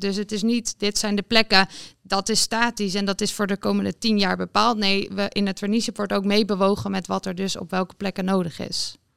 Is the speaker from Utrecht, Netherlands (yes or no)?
yes; Utrecht, Netherlands; Ik kom zelf uit Utrecht